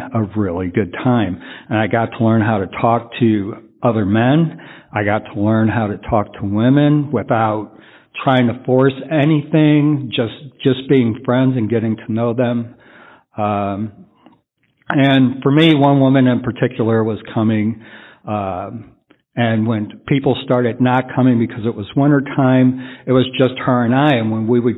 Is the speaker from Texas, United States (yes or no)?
yes; San Antonio, Texas, United States; I'm from San Antonio